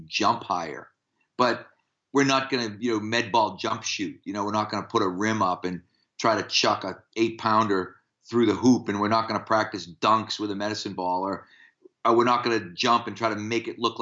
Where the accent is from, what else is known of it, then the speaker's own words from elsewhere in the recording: United States; as American strength coaches